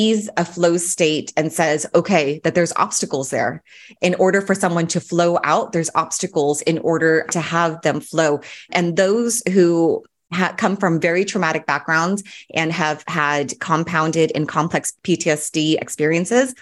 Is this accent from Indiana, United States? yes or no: no; Orange County, California, United States; I grew up in Orange County